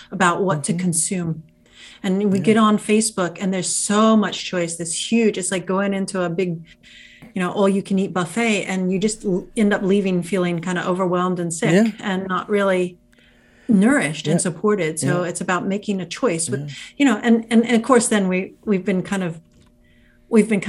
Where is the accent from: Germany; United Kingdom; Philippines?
United Kingdom; England; now in United States; I grew up in England. I'm an American citizen. I grew up in England